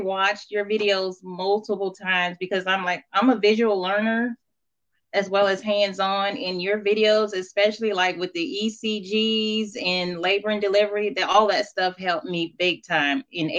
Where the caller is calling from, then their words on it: Madison, Alabama, United States; So I'm calling in from Madison, Alabama. I just finished nursing school back in December.